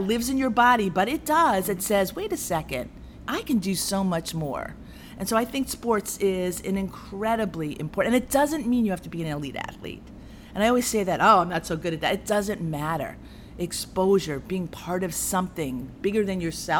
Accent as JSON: {"language": "English", "region": "New York", "country": "United States", "tie": "born or raised there", "said": "I grew up in New York"}